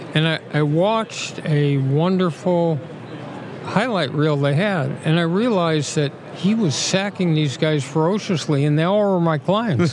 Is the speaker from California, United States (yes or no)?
yes; Los Angeles, California, United States; my hometown team back and uh, the Super Bowl here